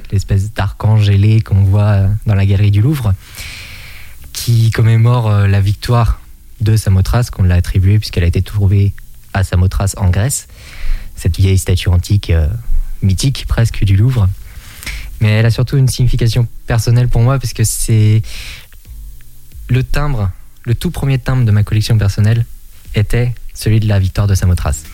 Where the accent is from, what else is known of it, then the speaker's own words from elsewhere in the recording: Étriché, Pays de la Loire, France; dans mon village natal, donc qui est Étriché situé dans le nord Maine-et-Loire